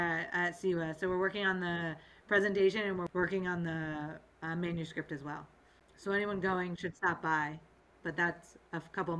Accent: Sandy Hook, Connecticut, United States; I'm from Sandy Hook, Connecticut.

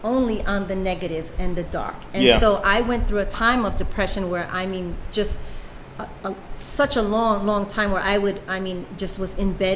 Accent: New York City, New York, United States; I'm from Brooklyn, Bushwick, and so they would send buses into the ghetto where I'm from, and they would pick up kids

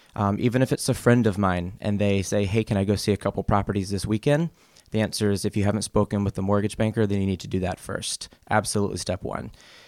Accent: South Carolina, United States; So I am originally from the Carolinas. I was born in South Carolina and moved to North Carolina in the eighth grade after my dad had a job transfer. And so I lived in the Carolinas all the way from my childhood up until graduating college.

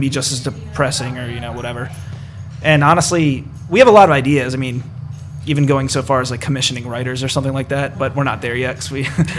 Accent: Maryland, United States; that's like where I grew up outside of Baltimore.

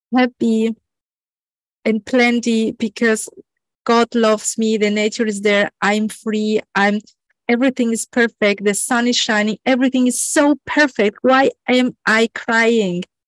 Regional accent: Mexico; I was born in Mexico

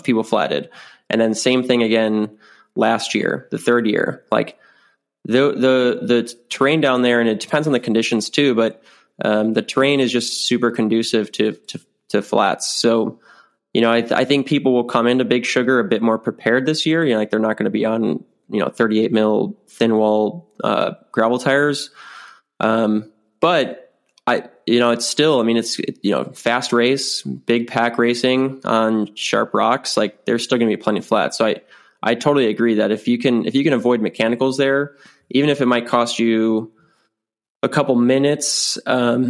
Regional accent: South Dakota, United States; my hometown, my home state of South Dakota.

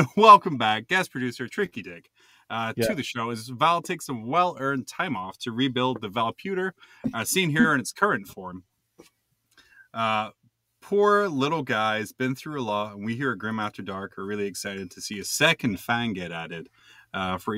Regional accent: Scotland, United Kingdom; as a fellow Scot

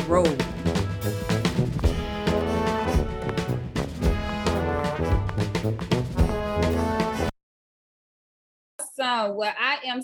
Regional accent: New Orleans, Louisiana, United States; I'm from New Orleans

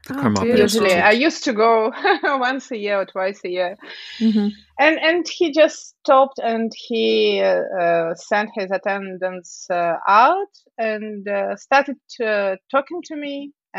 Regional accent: Siberia, Russia; Well, actually, I'm from Siberia.

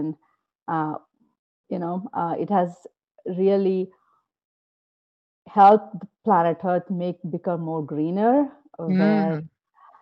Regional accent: Bangalore, Karnataka, India; moved away as an adult; now in United States; I come from Bangalore, which is considered the Silicon Valley of India

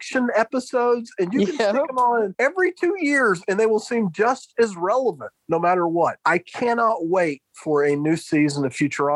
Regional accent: the American South, United States; I am a Southerner

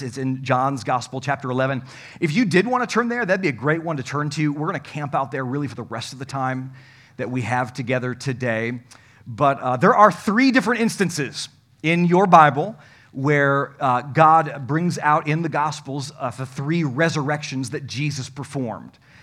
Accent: Comstock Park, Michigan, United States; I grew up in Comstock Park

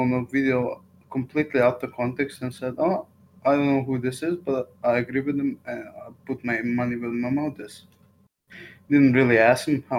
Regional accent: Serbia; I'm from Serbia.

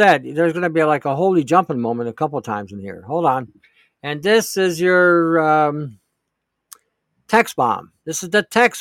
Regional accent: Detroit, Michigan, United States; now in Canada; I grew up in Detroit

